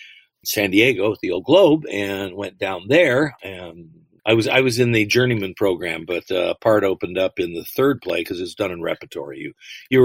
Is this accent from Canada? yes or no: yes; London, Ontario, Canada; moved away as an adult; also born or lived in Los Angeles area, California (born); I grew up in London, Ontario. I was born here, but family moved up there, and you know, I went all the way through public and high school